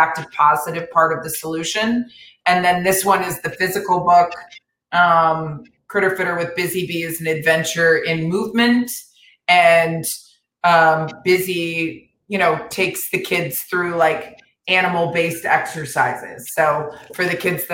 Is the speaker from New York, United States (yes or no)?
no; Florida, United States; now in Los Angeles, United States; my home state of Florida